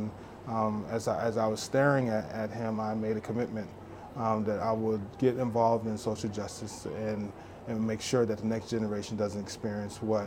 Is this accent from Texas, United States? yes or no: yes; Dallas, Texas, United States; growing up in Dallas, Texas in the 80s